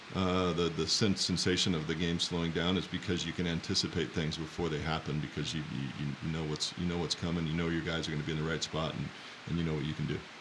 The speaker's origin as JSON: {"language": "English", "town": "Walla Walla", "region": "Washington", "country": "United States", "tie": "born or raised there", "said": "I grew up in Walla Walla and then doubled back and came back home to my hometown to make wine"}